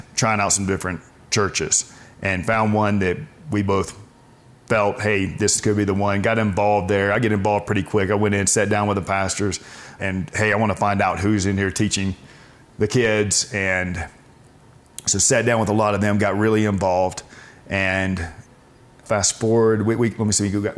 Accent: Birmingham, Alabama, United States; grew up in Birmingham, Alabama

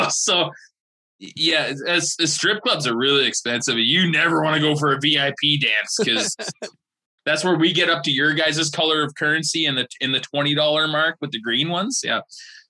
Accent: Canada; we're Canadian

